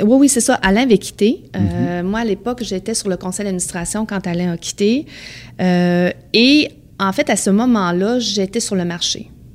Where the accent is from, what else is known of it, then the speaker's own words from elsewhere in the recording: Beauce, Quebec, Canada; j'ai grandi dans la Beauce